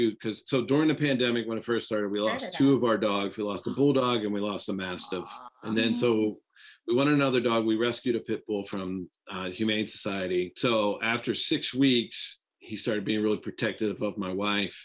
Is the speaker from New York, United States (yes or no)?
no; Pittsburgh, Pennsylvania, United States; I grew up here in Pittsburgh